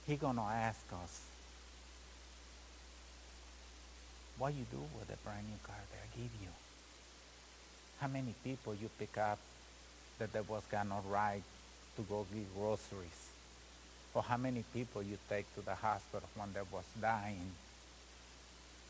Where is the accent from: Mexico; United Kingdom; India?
Mexico; moved away; I'm Mexican. I come from Mexico. Come from a family that sometimes they was not even got enough to eat one day